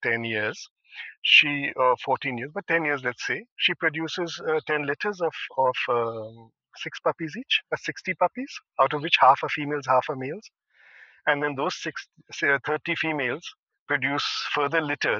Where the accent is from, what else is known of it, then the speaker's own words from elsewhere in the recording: India; We as Indian citizens